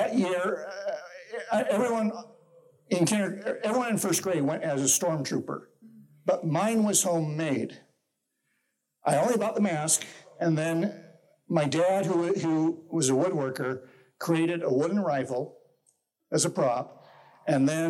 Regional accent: Salt Lake City, Utah, United States; now in Ogden, United States; I grew up in Salt Lake City, actually, and currently live in Ogden.

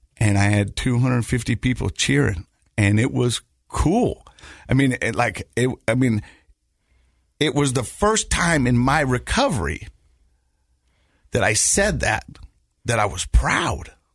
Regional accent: Ogden, Utah, United States; I grew up in Ogden and I grew up in that area and I grew up in those mountains

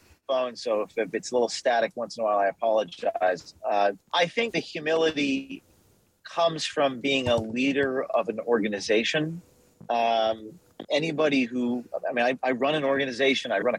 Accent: Westwood, New Jersey, United States; I grew up in northern New Jersey, Bergen County, Westwood, New Jersey, which is just near New York City, suburbs of New York City.

